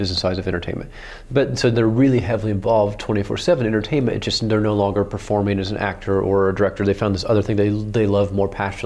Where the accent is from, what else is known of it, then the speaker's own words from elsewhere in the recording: Oklahoma, United States; I grew up in Oklahoma